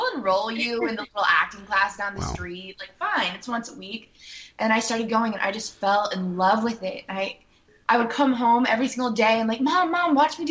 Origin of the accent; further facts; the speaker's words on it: Flower Mound, Texas, United States; also born or lived in Louisville; I was born in Louisville, but I lived in Flower Mound. So it's a suburb of Dallas